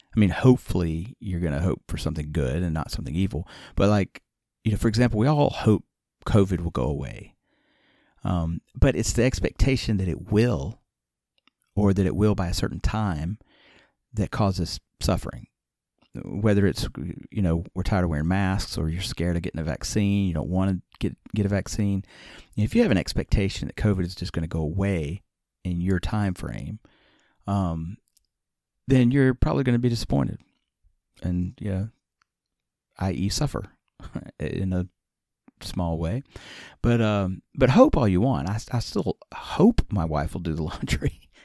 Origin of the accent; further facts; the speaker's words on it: Alabama, United States; moved away as an adult; also born or lived in Nagano, Japan; I grew up in Alabama